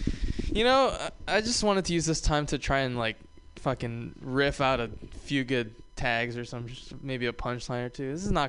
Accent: Hawaii, United States; I'm from the South. I'm from Hawaii. This is the southernmost state in the United States.

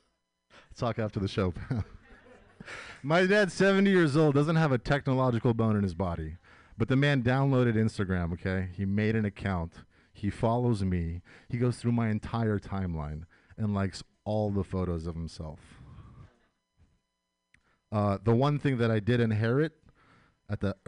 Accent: United States; I was born and raised here, so that makes me first-generation American

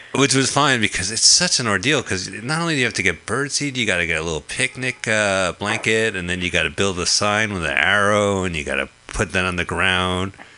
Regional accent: New Jersey, United States; we're both from New Jersey

